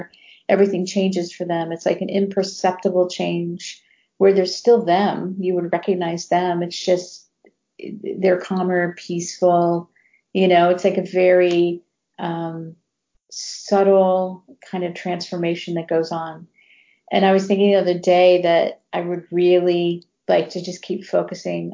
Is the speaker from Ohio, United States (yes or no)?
yes; Ohio, United States; now in Texas, United States; I grew up in Ohio